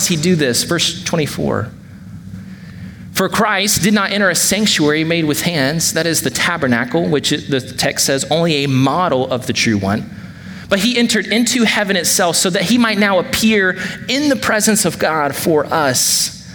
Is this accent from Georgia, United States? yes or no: yes; Georgia, United States; now in Wake Forest, United States; growing up in Georgia